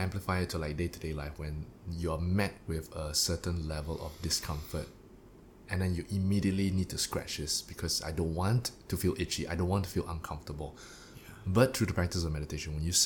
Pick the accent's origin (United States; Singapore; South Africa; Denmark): Singapore; I am a Singaporean